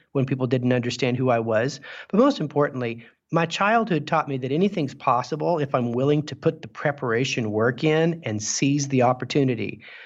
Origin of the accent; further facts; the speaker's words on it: Clovis, New Mexico, United States; I grew up in Clovis, New Mexico